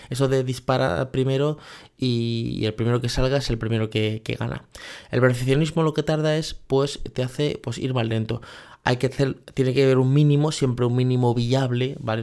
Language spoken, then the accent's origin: Spanish; Spain; Es el modelo donde yo me he criado, que sé que soy español